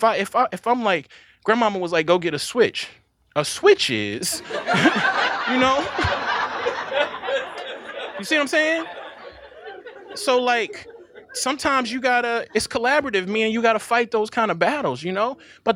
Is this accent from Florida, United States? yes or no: no; Mississippi, United States; One, again, I'm from Mississippi.